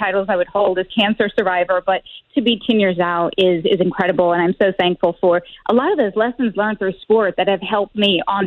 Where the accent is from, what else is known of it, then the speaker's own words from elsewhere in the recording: Rolla, Missouri, United States; moved away; I was born in Rolla